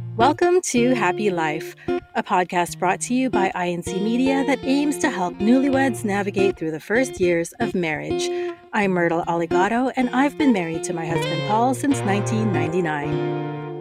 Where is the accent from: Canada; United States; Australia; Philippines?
Canada; I'm Canadian and I've lived here all my life